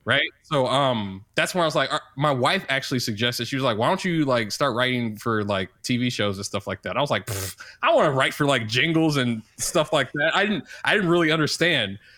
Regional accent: St. Louis, Missouri, United States; now in Kansas City, United States; I'm from Saint Louis, Missouri, but I live in Kansas City, Missouri

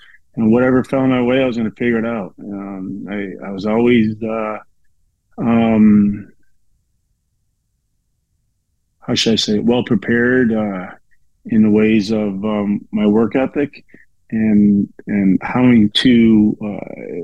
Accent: Chicago, Illinois, United States; I grew up in South Suburb of Chicago

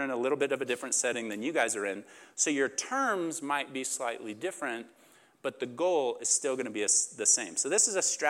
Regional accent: Oklahoma, United States; moved away as an adult; also born or lived in Huntington Beach, California; I come from, I grew up in Oklahoma. That's where I went to school.

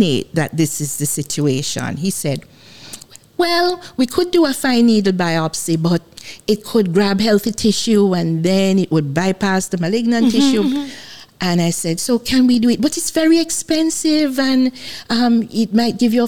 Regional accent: Jamaica; I'm Jamaican.

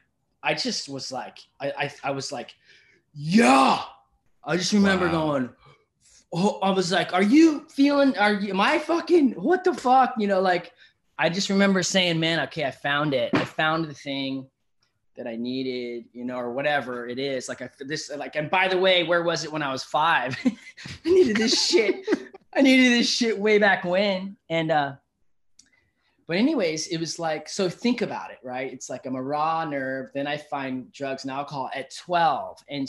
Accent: Encinitas, California, United States; I grew up in Encinitas, you know that, here in SoCal

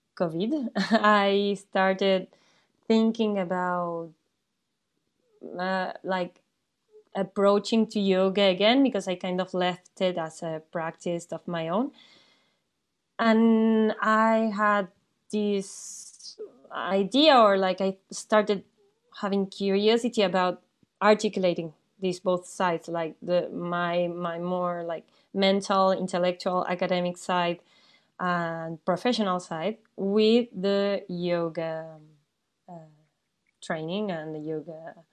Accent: Argentina; moved away as an adult; now in France; I was born in Argentina. I did all my studies over there.

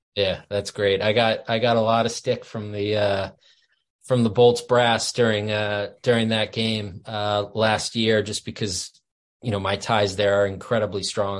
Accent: Boston, Massachusetts, United States; moved away as an adult; now in Vermont, United States; I grew up in Boston

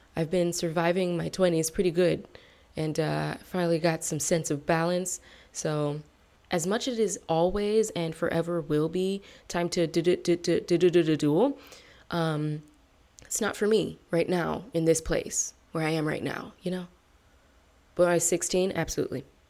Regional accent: United States; my reputation as an American and especially as a Black American

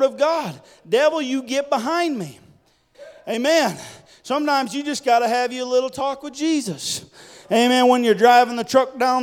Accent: Wisconsin, United States; moved away; I didn't grow up in this state. I grew up in Wisconsin.

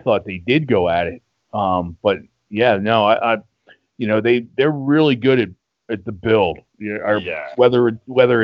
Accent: Philadelphia, Pennsylvania, United States

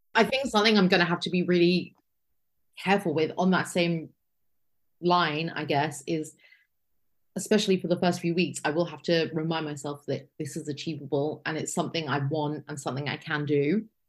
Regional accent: United Kingdom; I'm lucky being from the United Kingdom

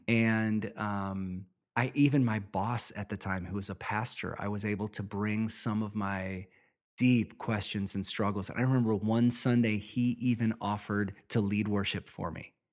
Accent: Midwest, United States; I grew up in the Midwest

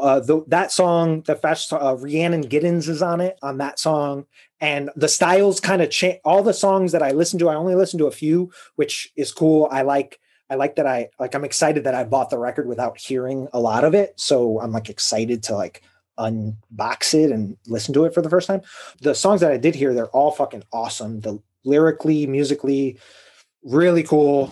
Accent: Chicago, Illinois, United States; I'm from Chicago and I grew up really close to Wrigley Field

